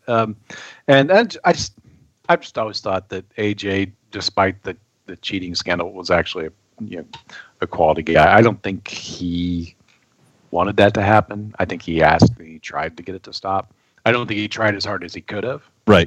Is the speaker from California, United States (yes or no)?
no; Peculiar, Missouri, United States; Peculiar, Missouri is my hometown.